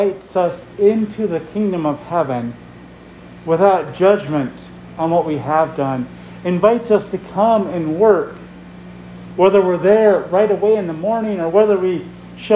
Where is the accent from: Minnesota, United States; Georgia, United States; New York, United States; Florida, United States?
Minnesota, United States; So a Minnesotan. We're all Minnesotans here